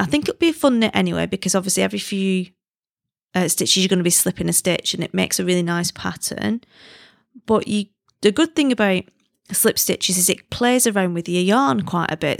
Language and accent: English; United Kingdom; now in China; I'm British